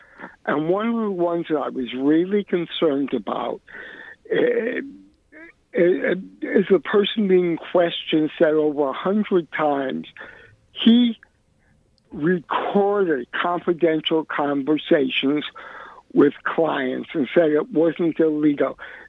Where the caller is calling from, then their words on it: New York City, New York, United States; I'm calling from Williamsburg.